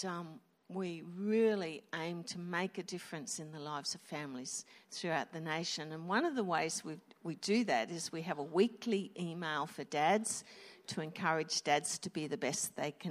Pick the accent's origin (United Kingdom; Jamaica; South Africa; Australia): Australia; Wollongong, New South Wales; We are from Wollongong